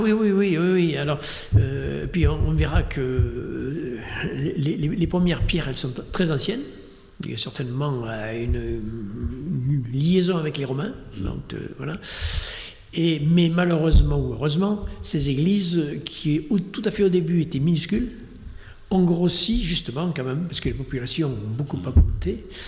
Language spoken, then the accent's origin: French; Dordogne, Nouvelle-Aquitaine, France; j'étais de Dordogne.